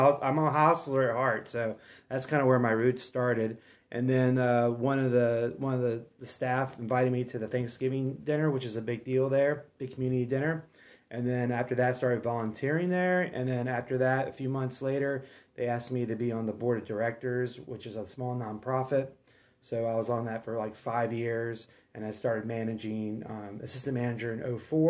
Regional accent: Virginia, United States; moved away as an adult; also born or lived in Utah / Pennsylvania; now in Portland, United States; I'm originally from Virginia, and I graduated from a small liberal arts college called James Madison University in 97. And then as soon as I graduated, I moved out to Utah

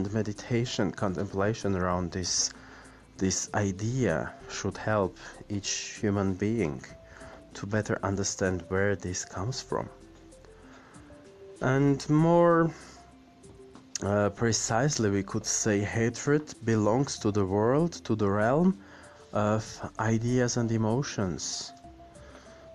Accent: Yerevan, Armenia; in my hometown, Yerevan

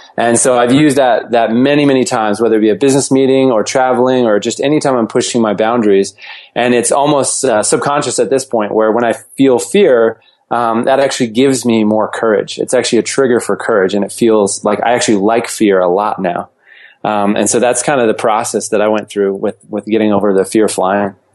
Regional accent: Fort Collins, Colorado, United States; also born or lived in Boulder, Colorado; I, I, was born and raised in uh, Fort Collins, Colorado, and moved to Boulder for high school

